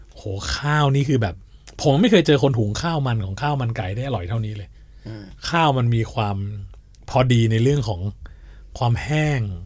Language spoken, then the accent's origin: Thai; Surat Thani, Thailand; moved away; ตอนเด็กๆเนี่ย ผมโตที่สุราษฎร์ธานี